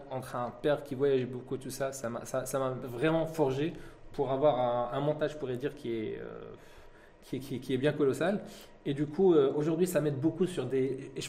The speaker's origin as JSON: {"language": "French", "country": "France", "tie": "born there", "said": "Donc, je suis né en France"}